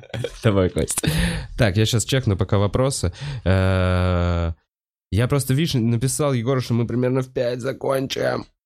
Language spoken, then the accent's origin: Russian; Moscow, Russia; Я москвич, я ебу.